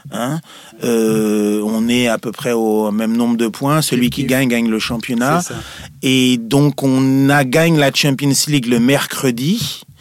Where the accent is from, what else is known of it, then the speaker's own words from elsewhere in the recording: Nantes, Pays de la Loire, France; moi je viens de Nantes